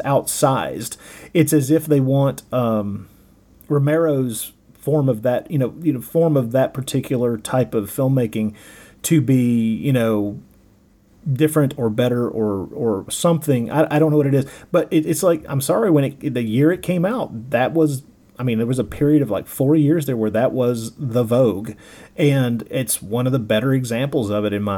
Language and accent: English; Tennessee and Alabama, the South, United States; accent: Southern drawl; I grew up in the South, in Tennessee and Alabama